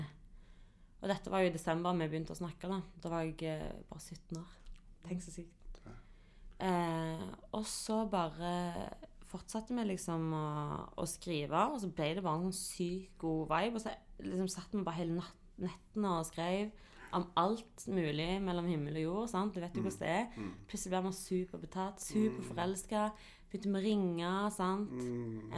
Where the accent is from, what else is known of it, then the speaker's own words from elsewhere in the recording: Stavanger, Rogaland, Norway; also born or lived in Hillevåg; Jeg er fra Viga, representerer Kvanneviga, elsker Kvanneviga.